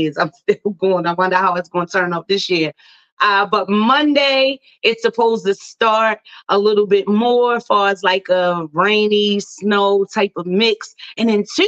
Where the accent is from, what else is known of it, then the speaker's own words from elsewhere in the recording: Baltimore, Maryland, United States; Baltimore, Maryland, my hometown